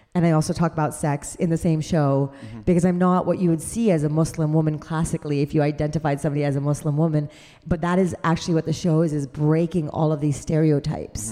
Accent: Canada; I'm a Canadian

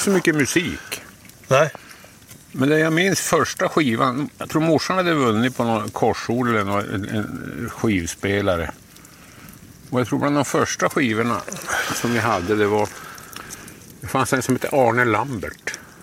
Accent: Söderhalas, Norrbotten County, Sweden; also born or lived in Jokkmokk; så flyttade vi då till Söderhalas där jag växte upp

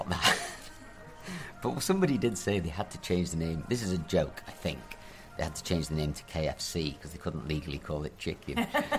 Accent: Preston, North West England, United Kingdom; Do you know I'm from Preston?

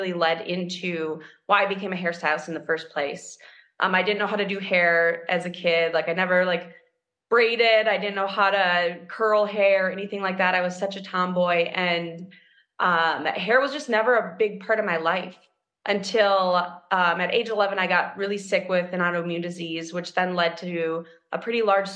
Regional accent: Minneapolis, Minnesota, United States; I'm from Minneapolis, Minnesota. I grew up downtown Minneapolis.

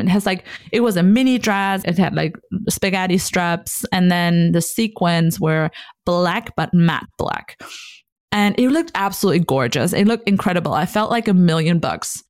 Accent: North Rhine-Westphalia, Germany; also born or lived in Hamburg; I was here in my hometown.

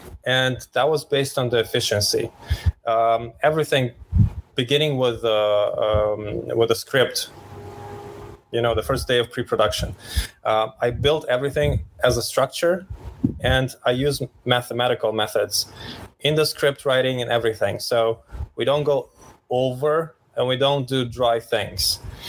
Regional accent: Ukraine; also born or lived in Romania / Austria / Poland; Well, I'm a mix of Austrian Romanian dad and Polish Ukrainian mom. I was born in Ukraine. I was raised Ukraine, Romania, less Austria, less Poland, all around the Europe.

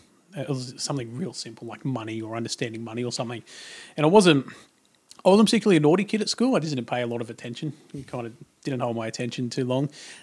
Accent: Tamworth, New South Wales, Australia; grew up in Tamworth, out in country New South Wales. One of six kids.

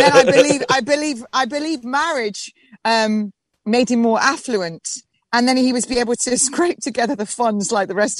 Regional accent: Nottingham, East Midlands, United Kingdom; now in Hastings, United Kingdom; I'm a North Midlands girl. I come from Robin Hood country. Nottingham

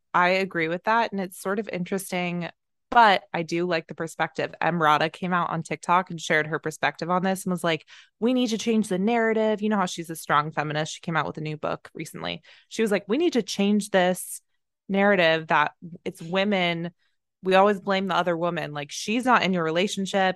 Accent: Plano, Texas, United States; now in Los Angeles, United States; I was born in Plano, Texas

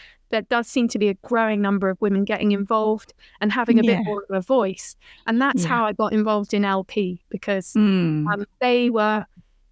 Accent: Bath, South West England, United Kingdom; I'm a West Country girl. I grew up in Roman and Georgian Bath

